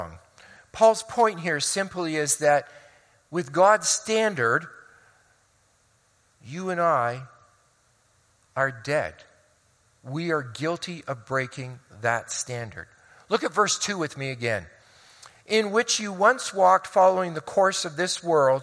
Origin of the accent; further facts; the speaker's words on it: Hamilton, Ontario, Canada; moved away; also born or lived in Oneida Township / Colorado Springs; I grew up for 10 years in Hamilton on the mountain before we moved out to Oneida Township